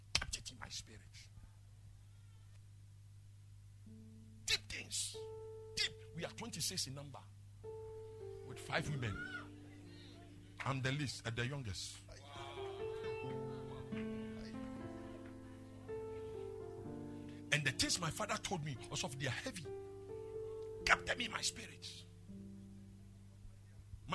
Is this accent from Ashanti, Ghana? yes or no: yes; Kumasi, Ashanti, Ghana; I was born and brought up in Asokwa residential area